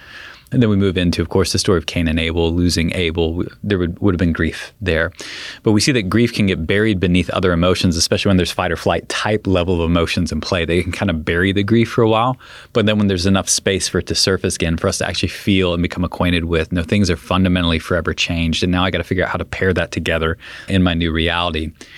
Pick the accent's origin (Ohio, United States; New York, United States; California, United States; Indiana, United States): California, United States; San Diego; I grew up in San Diego, so we go back for the funeral in San Diego.